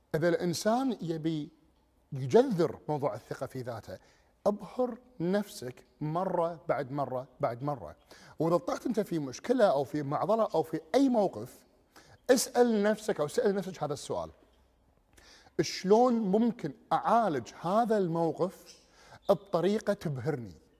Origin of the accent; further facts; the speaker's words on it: Kuwait; ديرتنا اللي هي الكويت